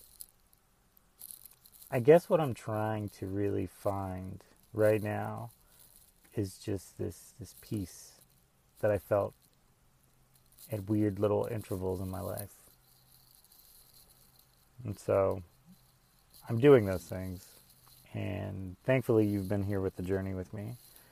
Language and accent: English; the South, United States; growing up in the South